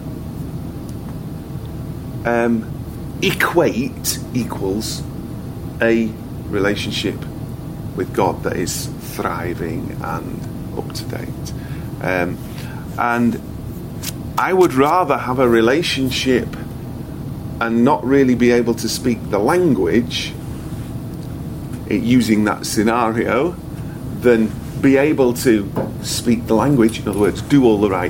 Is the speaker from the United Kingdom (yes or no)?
yes; United Kingdom; I am British